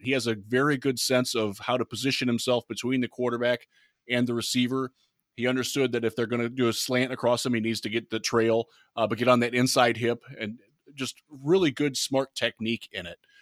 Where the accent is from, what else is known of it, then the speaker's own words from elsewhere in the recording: Cleveland, Ohio, United States; I grew up in Cleveland as a Lions fan